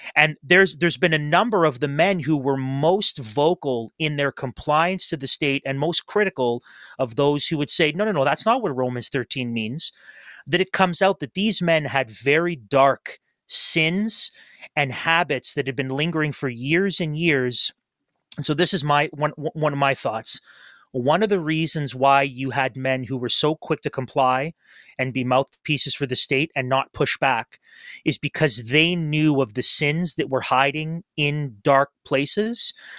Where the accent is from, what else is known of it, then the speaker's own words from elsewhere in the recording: Toronto, Ontario, Canada; now in Kingston, Canada; my home church where I grew up in Toronto